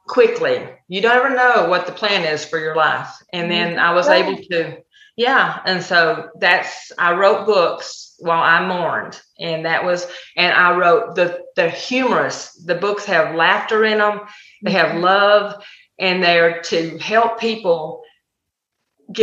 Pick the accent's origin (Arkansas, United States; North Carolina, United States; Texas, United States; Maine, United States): Texas, United States; accent: Texan; I'm very Texan.